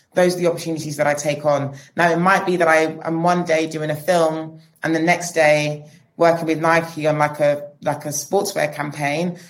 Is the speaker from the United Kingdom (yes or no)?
yes; London, United Kingdom; We're British, we're like born in London, but we are, we aren't from London, you know, we're, we're British Nigerian